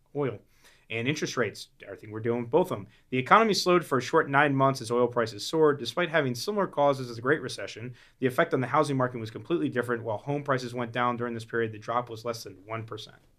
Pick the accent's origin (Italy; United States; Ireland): United States; Florida; I grew up in Florida